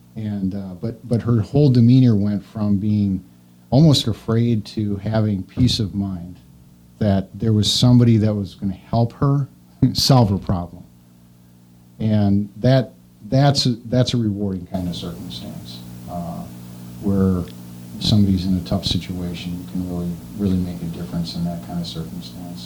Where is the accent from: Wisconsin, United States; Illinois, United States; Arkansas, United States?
Wisconsin, United States; also born or lived in Kingston, Wisconsin / Dalton, Wisconsin / Markesan, Wisconsin / La Crosse, Wisconsin; I grew up in Wisconsin. I'm a native, lived here my entire life.